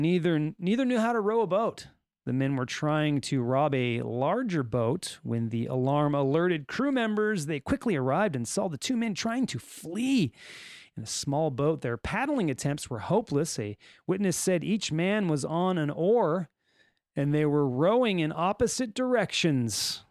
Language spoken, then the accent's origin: English; California, United States; accent: Californian; I'll just stick with my regular Californian accent.